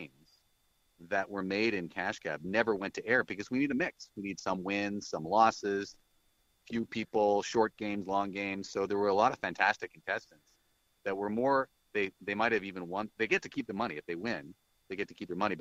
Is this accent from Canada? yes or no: yes; Canada; as a Canadian artist